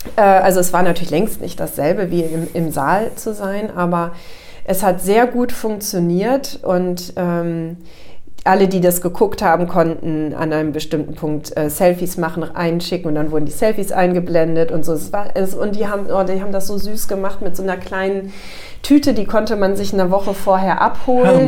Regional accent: Northern Germany, Germany; moved away as an adult; also born or lived in Offenbach-Bieber, Hesse; Ich bin dann ja als Norddeutsche in, äh, in diesen Stadtteil gekommen

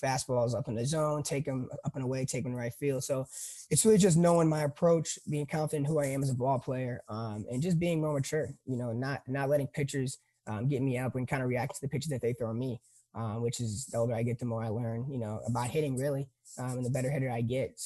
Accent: Chicago, Illinois, United States; I'm a South Chicago guy

